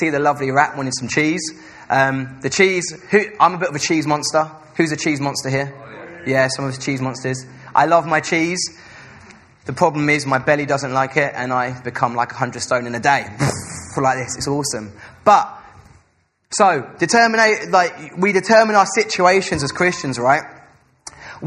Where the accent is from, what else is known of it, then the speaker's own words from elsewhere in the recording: Essex, East of England, United Kingdom; now in Salford, United Kingdom; I'm from Essex